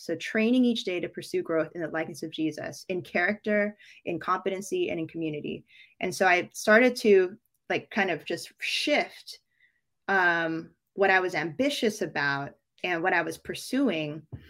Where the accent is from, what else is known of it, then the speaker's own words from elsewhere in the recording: Philippines; born there; You know, I was born in the Philippines, like I mentioned.